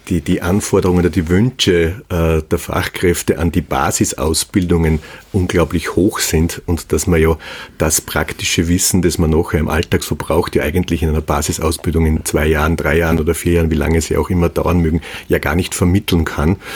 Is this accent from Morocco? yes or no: no; Hallstatt, Upper Austria, Austria; Und jetzt gerade aus meinem Heimatort, weil ja gerade Ferien sind. Und ich berichte aus Hallstatt mit dem wunderbaren Blick auf die verschneiten Berge.